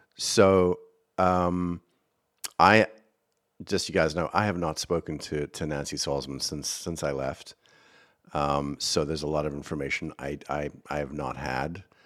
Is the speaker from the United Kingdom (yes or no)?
no; South Africa; accent: South African; moved away as an adult; now in United States; I am from South Africa. I do speak funny.